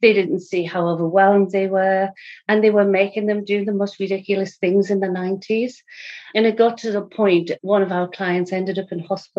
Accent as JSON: {"language": "English", "region": "England", "country": "United Kingdom", "moved": "as an adult", "said": "I was just coming from England. My husband got relocated over here. And in my previous life, I was a Macmillan nurse in England for 20 years."}